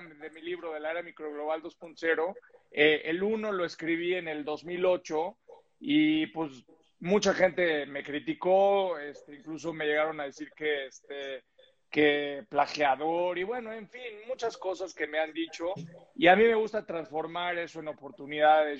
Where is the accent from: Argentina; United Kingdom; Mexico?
Mexico; soy mexicano